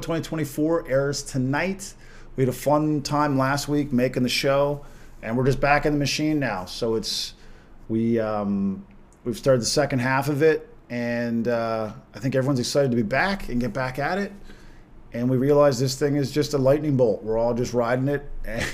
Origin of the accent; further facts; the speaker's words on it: Corner Brook, Newfoundland and Labrador, Canada; in Corner Brook in my hometown